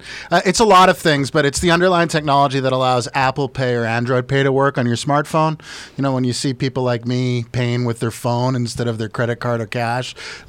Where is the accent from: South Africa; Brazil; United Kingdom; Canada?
Canada; Alberta; moved away as an adult; now in Tucson, United States; where I grew up, a province in Canada called Alberta, it's in Western Canada, a lot of industry there, a lot of oil, logging, all that kind of thing, mostly oil, quite frankly.